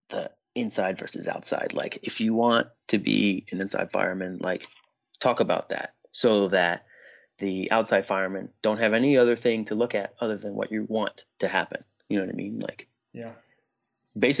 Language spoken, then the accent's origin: English; Harrisburg, Pennsylvania, United States; I'm from Harrisburg